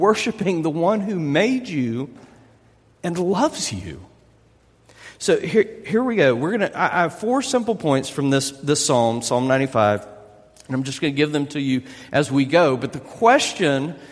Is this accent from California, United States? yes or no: no; South Louisiana, United States; I'm from South Louisiana